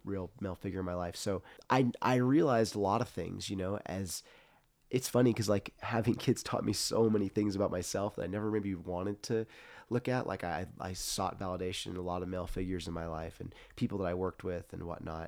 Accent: Central Coast, California, United States; growing up in the Central Coast was interesting

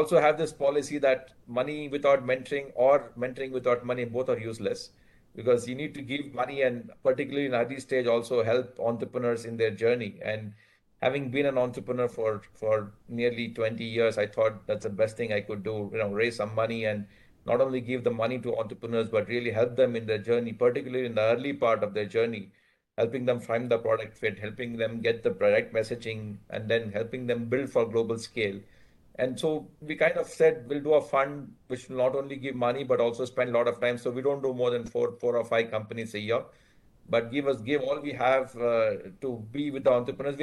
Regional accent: Bangalore, Karnataka, India; moved away as an adult; also born or lived in Virginia, United States / Boston, United States; now in Bangalore, India; I grew up in Bangalore and did my undergrad here in computer science, then came to US in 89

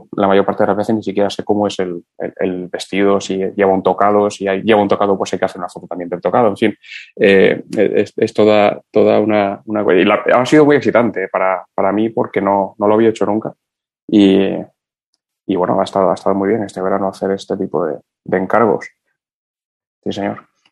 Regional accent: Cuba; moved away; yo de niño, aún en Cuba

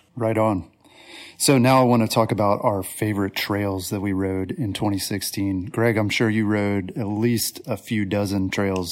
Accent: East Coast, United States; also born or lived in Colorado; I grew up on the East Coast

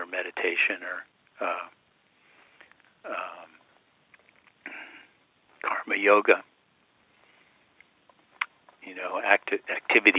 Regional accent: Westchester County, New York, United States; I grew up in Westchester County in New York.

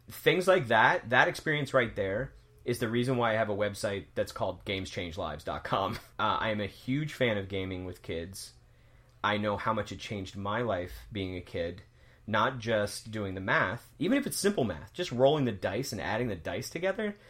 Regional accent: the South, United States; when I was growing up in the South

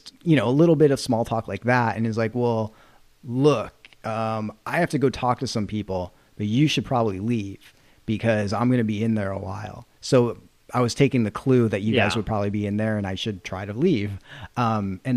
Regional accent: Massachusetts, United States; I'm from Massachusetts

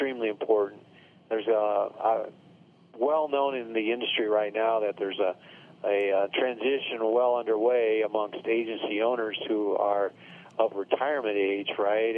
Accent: Sioux City, Iowa, United States; moved away as an adult; also born or lived in Des Moines, Iowa / Nebraska; now in Arizona, United States; I'm from Sioux City, Iowa, northwest part of the state.

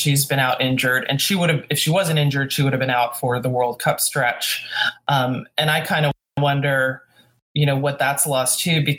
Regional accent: Houston, Texas, United States; we kind of have to go to, you know, my hometown team, the Dash.

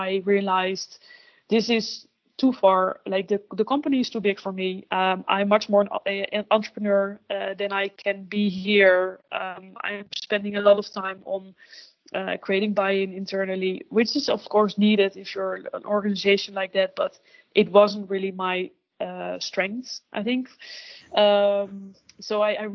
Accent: Netherlands; first language Dutch; English is a second language; also born or lived in London, United Kingdom / Amsterdam, Netherlands; I really miss my mother tongue and like being able to make jokes in Dutch

